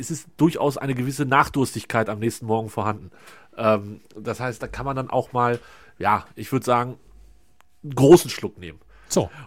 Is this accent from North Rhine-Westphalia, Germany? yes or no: yes; North Rhine-Westphalia, Germany; als Westfale würde ich ja, wenn ich sowas in der Nachbarschaft organisieren würde, fände ich gegen Bier nicht so viel einzuwenden